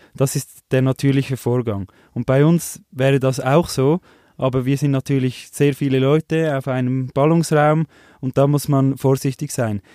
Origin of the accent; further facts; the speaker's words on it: Switzerland; wir als Schweizer